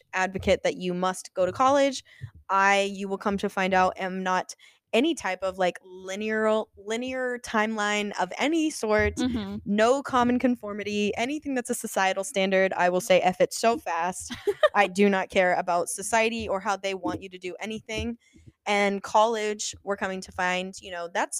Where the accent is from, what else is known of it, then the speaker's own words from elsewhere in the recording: Illinois, United States; moved away as an adult; now in Ohio, United States; I was originally from Illinois